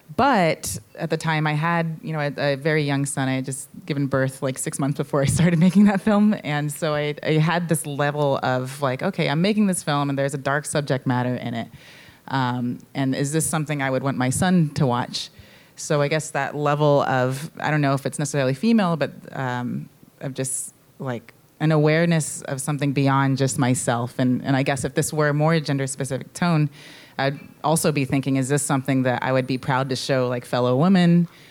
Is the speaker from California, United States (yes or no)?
yes; San Francisco, California, United States; growing up in San Francisco and, and in the Mission for a little bit